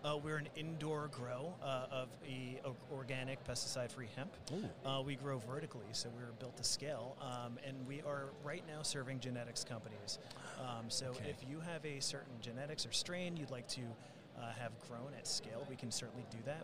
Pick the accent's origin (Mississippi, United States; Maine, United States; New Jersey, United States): New Jersey, United States; Jersey Shore; moved away; also born or lived in New York; I'm from the Jersey Shore, so we're just going to call it native New Yorker.